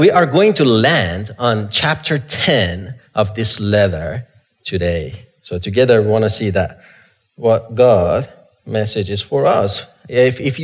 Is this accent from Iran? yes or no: yes; Iran; moved away; I grew up in Iran